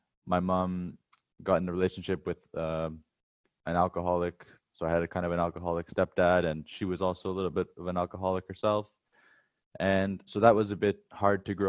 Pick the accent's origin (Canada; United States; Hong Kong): Canada; Wasaga Beach, Ontario; moved away as an adult; now in Hanoi, Vietnam; I'm originally from Wasaga Beach in Canada, but now I live in Hanoi, Vietnam.